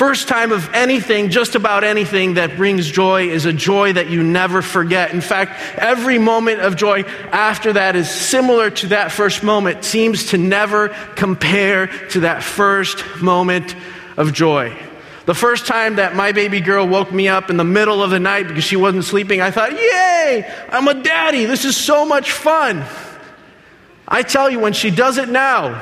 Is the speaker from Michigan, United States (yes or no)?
yes; Berrien Springs, Michigan, United States; also born or lived in Dominican Republic; Left when I was 5 years old, came here to Michigan, Berrien Springs